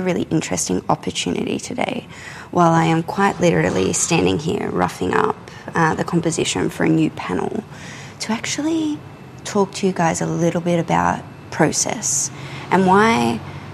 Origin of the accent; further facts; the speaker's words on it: Australia; I'm an Australian contemporary painter